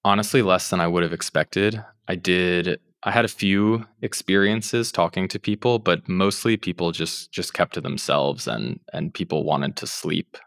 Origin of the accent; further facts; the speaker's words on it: United States; moved away as an adult; also born or lived in Russia; as an American